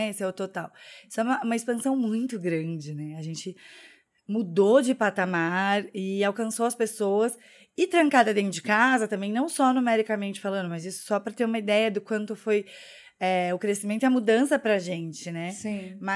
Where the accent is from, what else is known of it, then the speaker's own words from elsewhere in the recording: Curitiba, Paraná, Brazil; accent: Curitiba; now in Porto Alegre, Brazil; nossa, você é de Curitiba, você não tem sotaque. Só que quando eu tô em São Paulo, as pessoas falam que eu tenho sotaque de Curitiba.